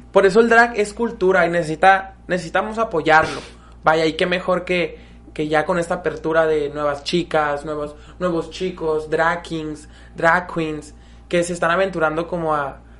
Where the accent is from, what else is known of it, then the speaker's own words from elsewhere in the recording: Mexico; also born or lived in Mexicali, Baja California; como mexicanos.